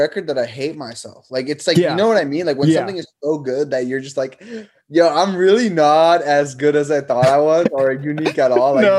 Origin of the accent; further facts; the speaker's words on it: India; also born or lived in Nepal / Germany / Canada; now in United States; I was born in Nepal. I grew up in India. I lived in Germany. Then I grew up as a teenager. Like, most of my teenager years were in Canada.